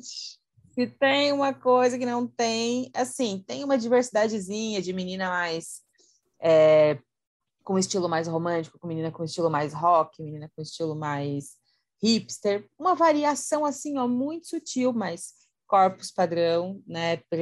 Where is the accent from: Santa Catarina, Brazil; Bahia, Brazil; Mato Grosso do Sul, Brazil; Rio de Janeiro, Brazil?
Santa Catarina, Brazil; sou de Santa Catarina